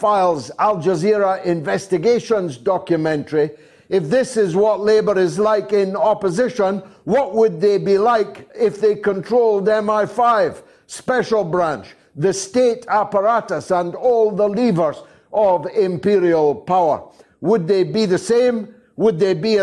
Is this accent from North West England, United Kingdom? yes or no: no; Scotland, United Kingdom; As a Scotsman